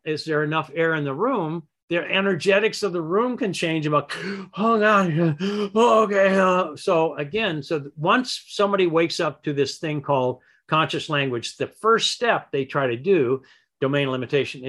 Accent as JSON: {"language": "English", "region": "Michigan", "country": "United States", "tie": "born or raised there", "said": "I grew up in Michigan"}